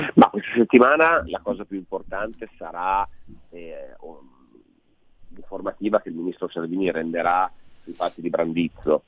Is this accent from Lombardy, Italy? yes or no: no; Alessandria, Piedmont, Italy; io abito vicino a Vado, perché io sono di Alessandra